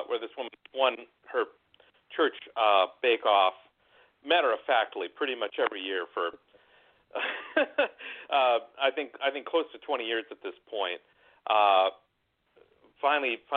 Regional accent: Minnesota, United States; also born or lived in Southern California; now in California, United States; And I live in California now, although I grew up in Minnesota.

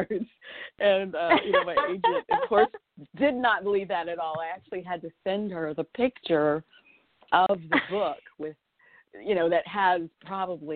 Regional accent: Southwest, United States; now in Florida, United States; I grew up in the Southwest. So I grew up around horses.

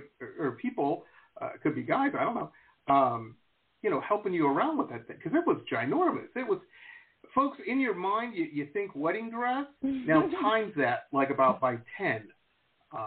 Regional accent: Detroit, Michigan, United States; now in Las Vegas, United States; I grew up in Detroit.

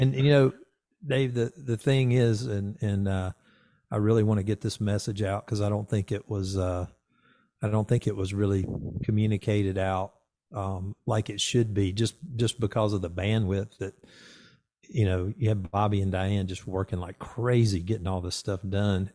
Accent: the South, United States; I grew up in the South

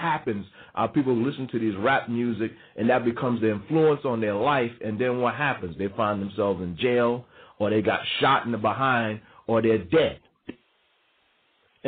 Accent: New York, United States; also born or lived in the South; growing up in New York, being born in New York, spending part of my life in the South and part of my life coming back to New York

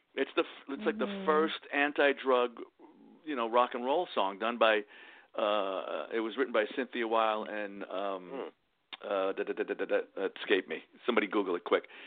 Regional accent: New York City, New York, United States; also born or lived in Queens; I grew up in the Bronx, but we moved to Queens

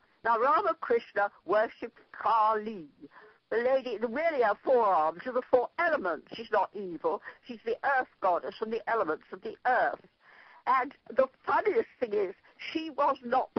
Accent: Ireland; I'm Irish

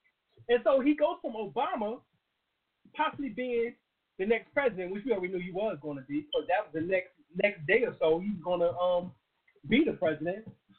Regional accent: North Carolina, United States; I traveled a long way. I came from North Carolina.

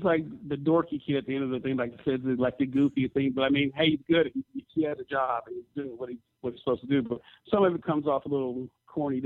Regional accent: Memphis, Tennessee, United States; I'm from Memphis

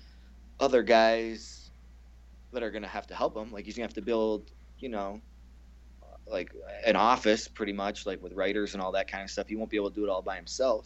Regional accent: Canada; I'm so hillbilly Canadian.

